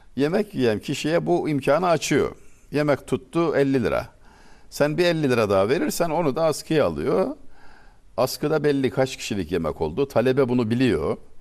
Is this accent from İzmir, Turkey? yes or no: no; Denizli, Turkey; Ben Denizliliyim